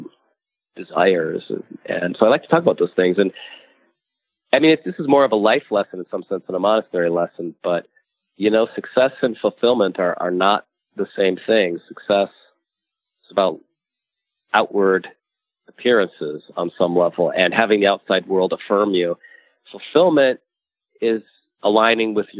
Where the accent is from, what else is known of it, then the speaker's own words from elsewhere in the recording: United States; I'm an American too, which means I'm I grew up within the context of the American dream